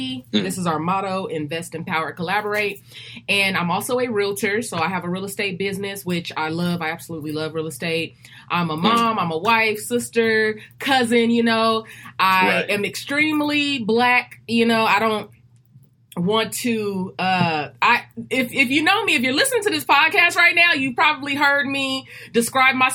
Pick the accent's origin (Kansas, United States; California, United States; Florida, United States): California, United States; Los Angeles; also born or lived in Compton, California / Rialto, California / San Bernardino, California; So I was born here in California, in Los Angeles, California. For the first 7 years of my life, I was between Compton and Rialto, California.